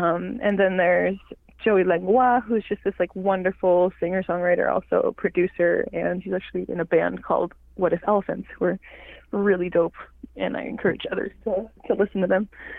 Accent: Eastern James Bay Cree community, Quebec, Canada; first language Cree; now in Montreal, Canada; So I'm from the Eastern James Bay Cree community of Mississippi. I was born and raised there, and I spent a lot of my time coming up and down the James Bay, visiting the south and the north.

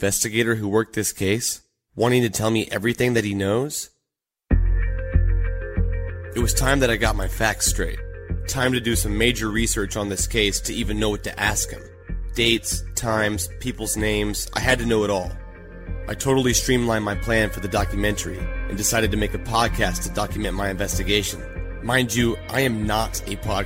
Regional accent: Atlanta, Georgia, United States; I'm from Atlanta

